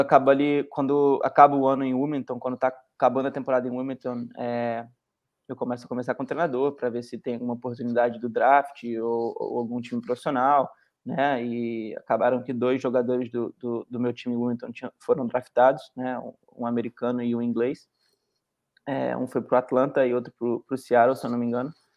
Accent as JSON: {"language": "Portuguese", "town": "Petrópolis", "region": "Rio de Janeiro", "country": "Brazil", "moved": "as an adult", "lives_now": "United States", "said": "o Gustavo é da mesma, mesma cidade que eu sou, de Petrópolis"}